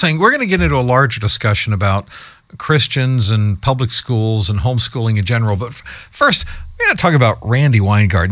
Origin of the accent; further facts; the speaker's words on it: Columbus, Ohio, United States; now in Michigan, United States; I live in Michigan, but I'm, I'm from Columbus, Ohio originally